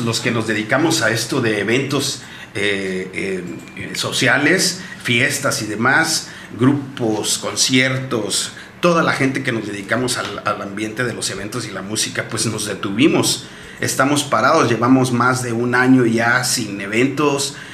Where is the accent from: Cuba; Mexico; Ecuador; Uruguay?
Mexico; Huatulco, Oaxaca; yo soy nativo de aquí, de Santa Cruz, Huatulco